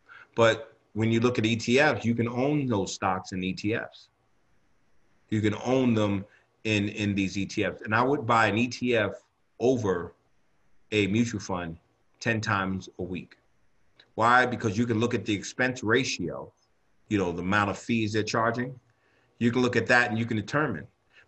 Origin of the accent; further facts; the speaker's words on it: New York City, New York, United States; And I'm from New York. You know, rent is really high in New York.